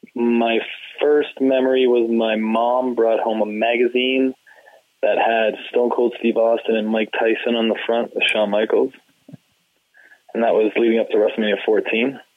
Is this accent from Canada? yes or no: yes; Canada; being Canadian